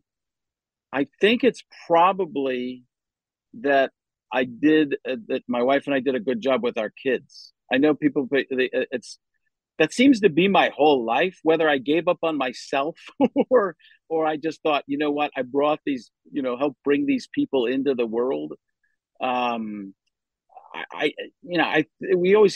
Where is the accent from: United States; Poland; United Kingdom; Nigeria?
United States; Waukesha, Wisconsin; also born or lived in Chicago, Illinois; I grew up in Milwaukee, Waukesha, Wisconsin, born in Chicago